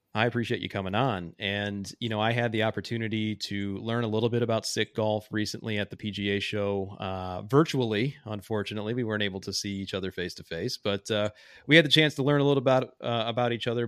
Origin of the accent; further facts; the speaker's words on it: Joliet, Illinois, United States; I worked at a private club in my hometown. Um, I call the club a different name in the book, but I think it's safe to say that since the, the country club is no longer around, uh, it was Joliet Country Club